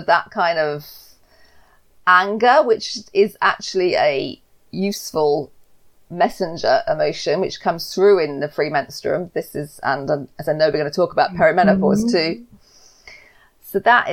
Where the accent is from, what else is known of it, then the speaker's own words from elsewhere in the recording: England, United Kingdom; I'm English. I've lived in the UK my whole life.